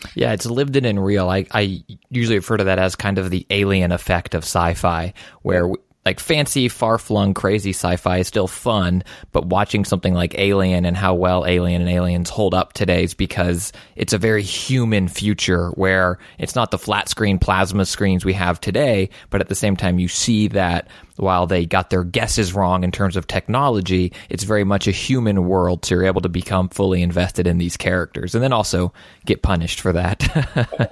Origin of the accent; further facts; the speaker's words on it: Houston, Texas, United States; I'm from Houston